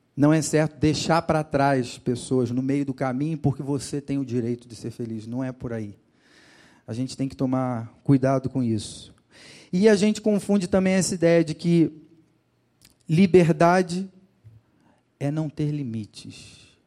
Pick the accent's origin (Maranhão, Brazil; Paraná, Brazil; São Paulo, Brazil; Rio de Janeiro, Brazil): Rio de Janeiro, Brazil; moved away; no litoral do Rio de Janeiro, de onde eu sou. Quem não me conhecia já, já sabe que eu sou de lá, né? por, por conta do meu sotaque